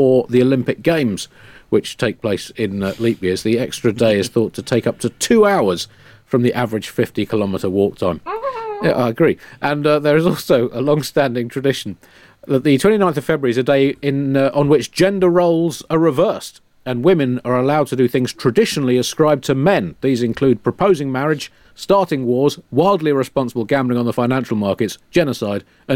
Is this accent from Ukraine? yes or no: no; United Kingdom; we're f***ing Britain